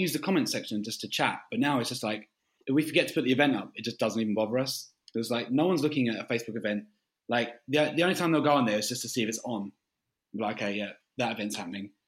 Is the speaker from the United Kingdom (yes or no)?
yes; London, United Kingdom; also born or lived in Canterbury; we're from London